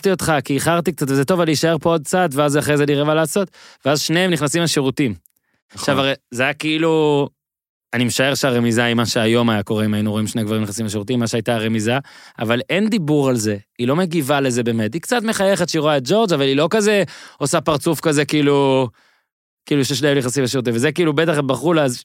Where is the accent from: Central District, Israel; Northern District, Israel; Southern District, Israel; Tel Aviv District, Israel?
Northern District, Israel; Ben Ami; מושב בן עמי, ליד נהריה.